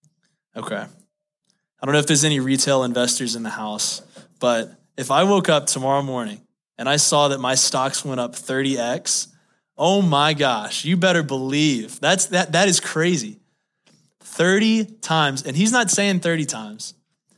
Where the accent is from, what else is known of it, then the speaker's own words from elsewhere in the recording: Baton Rouge, Louisiana, United States; moved away; I grew up in Baton Rouge, Louisiana